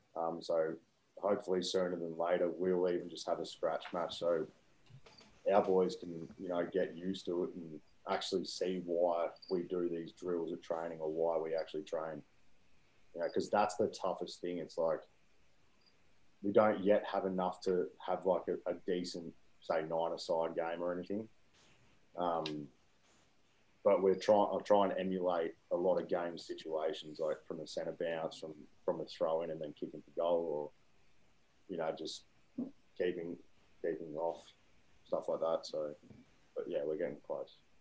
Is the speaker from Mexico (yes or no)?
no; Wodonga, Victoria, Australia; moved away as an adult; also born or lived in Queensland; now in Birmingham, United States; growing up in Wodonga